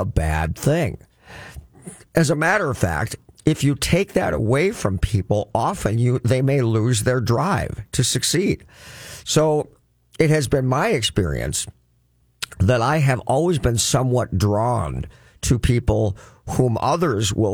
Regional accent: Crookston, Minnesota, United States; I grew up in Crookston, Minnesota, and that's flat farmland as far as you can see

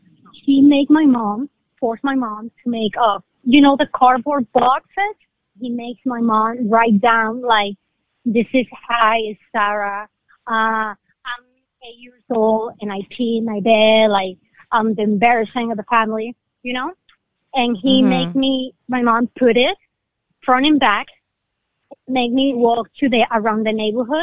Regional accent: Venezuela; I'm from Venezuela

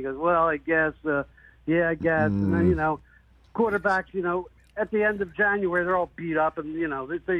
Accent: New Jersey, United States; now in Nashville, United States; New Jersey. I'm mid-Atlantic

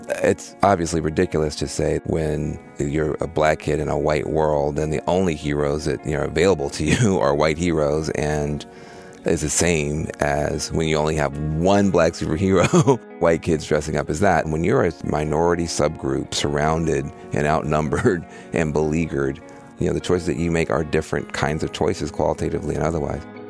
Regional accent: Jackson, Tennessee, United States; moved away as an adult; I grew up in Jackson, Tennessee

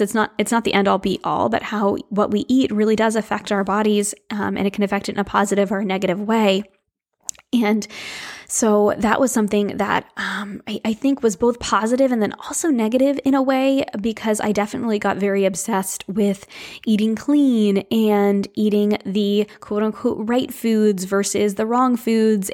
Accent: New England, United States; I grew up in New England right on the water

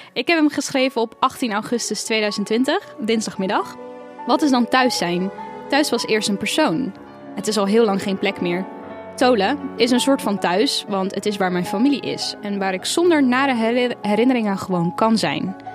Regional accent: Rotterdam, South Holland, Netherlands; also born or lived in Edinburgh, Scotland; waar ik ben opgegroeid, Rotterdam is thuis, Edinburgh in Schotland is thuis

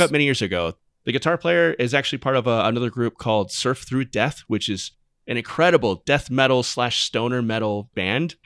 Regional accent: Arizona, United States; growing up in Arizona, we, I grew up in the golden age of, of local music in Arizona

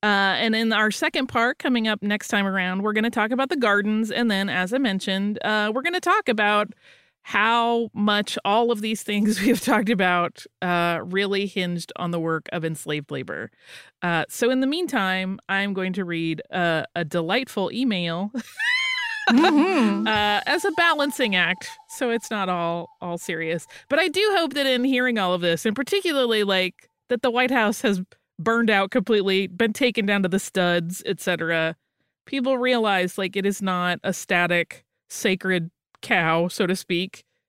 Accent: Los Angeles, California, United States; moved away as an adult; now in Ireland; I'm from Los Angeles, and about 3.5 years ago, I moved to Ireland on my own.

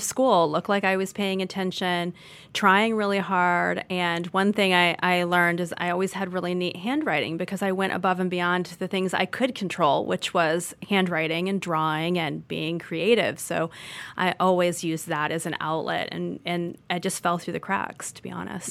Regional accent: Orange County, California, United States; moved away; I grew up in Orange County, California

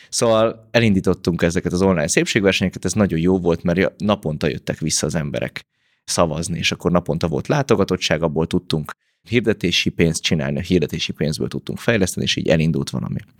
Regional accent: Pécs, Baranya, Hungary; én egy nagy családból származom, van hat testvérem, pécsiek vagyunk, vagyis Pécsről származom

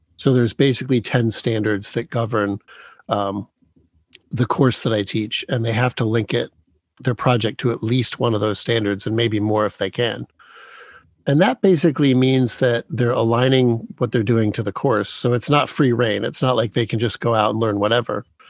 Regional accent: Dearborn, Michigan, United States; I was born in Dearborn, Michigan

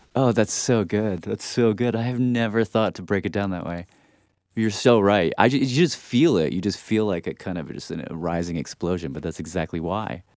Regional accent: Nashville, Tennessee, United States; I grew up in Nashville, which is Dolly's world

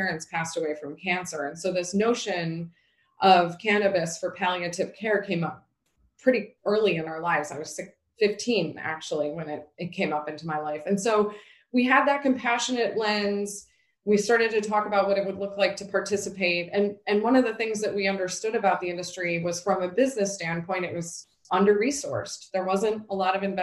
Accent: New York, United States; also born or lived in Boston; growing up in New York State

